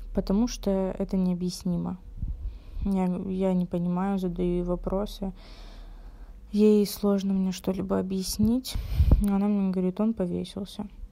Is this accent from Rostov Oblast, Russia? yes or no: yes; Rostov-on-Don, Rostov Oblast, Russia; мне 19 лет, я из Ростова-на-Дону